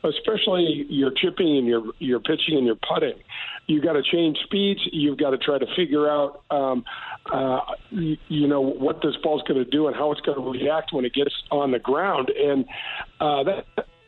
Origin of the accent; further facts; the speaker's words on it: United States; I'm from North County